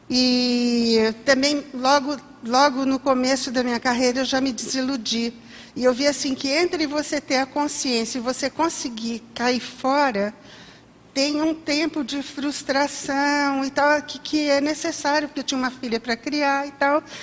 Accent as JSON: {"language": "Portuguese", "town": "São Bento do Sapucaí", "region": "São Paulo", "country": "Brazil", "said": "E eu vim de São Bento do Sapucaí, de São Paulo."}